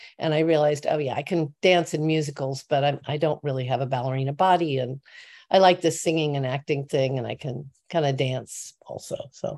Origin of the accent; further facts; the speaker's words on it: Normal, Illinois, United States; I loved where I grew up, because I grew up in Normal, Illinois.